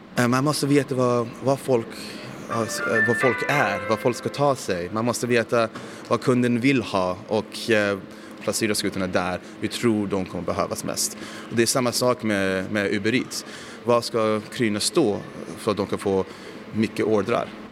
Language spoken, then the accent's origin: Swedish; United States; now in Stockholm, Sweden; Jag växte upp i USA, så jag spelade mycket amerikansk fotboll, brottning och sånt